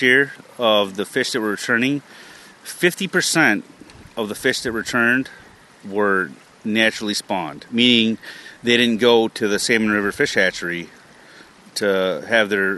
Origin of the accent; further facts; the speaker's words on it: Pulaski, New York, United States; I grew up in Pulaski, which is basically the hub of salmon fishing in upstate New York